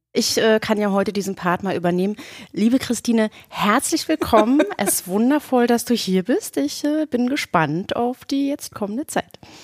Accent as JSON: {"language": "German", "area": "the East", "region": "eastern Germany", "country": "Germany", "lives_now": "Berlin, Germany", "said": "ich bin aus dem Osten"}